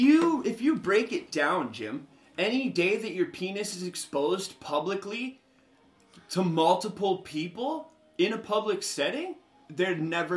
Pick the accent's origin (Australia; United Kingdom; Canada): Canada; Olds, Alberta; back home in Olds. We grew up together in Olds.